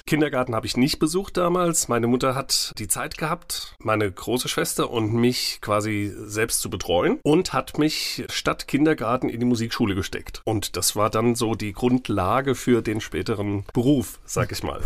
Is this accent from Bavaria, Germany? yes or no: no; Mainz, Rhineland-Palatinate, Germany; Ich bin in Finden aufgewachsen. Ich bin ein echter Finder.